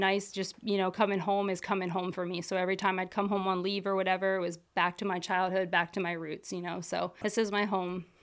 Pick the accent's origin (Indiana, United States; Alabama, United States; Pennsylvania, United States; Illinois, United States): Pennsylvania, United States; Lancaster County; grew up here, right here in Lancaster County. I went to Ephrata High School.